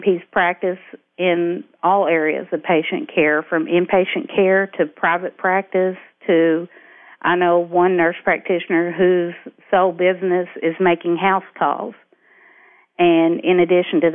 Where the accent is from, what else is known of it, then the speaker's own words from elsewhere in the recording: McHenry, Kentucky, United States; growing up in McHenry, Kentucky, with a total population of 350 people